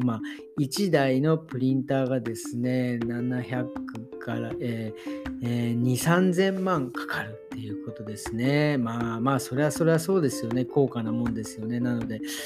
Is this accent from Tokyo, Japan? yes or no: yes; Tokyo, Japan; 僕東京ですけど